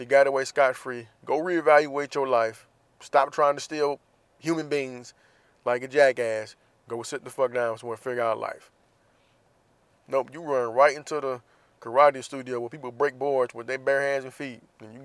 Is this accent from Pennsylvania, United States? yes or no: no; Jacksonville, Florida, United States; my hometown of Jacksonville, Florida